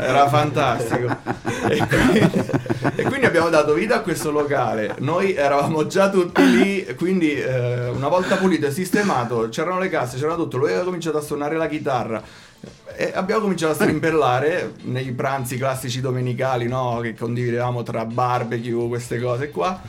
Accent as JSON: {"language": "Italian", "town": "Venarotta", "region": "Marche", "country": "Italy", "tie": "born or raised there", "said": "noi veniamo da Venarotta, è un piccolo comune dove le scuole, sai, condividi l'infanzia"}